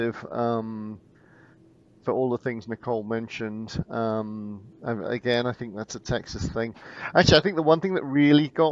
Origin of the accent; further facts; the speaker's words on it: Bristol, Bath area, South West England, United Kingdom; also born or lived in Portland; now in Houston, United States; I'm from the southwest. Okay. So Bristol, Bath area.